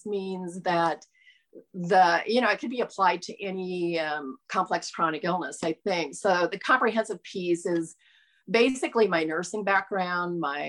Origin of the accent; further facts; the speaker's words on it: Nebraska, United States; we're from Nebraska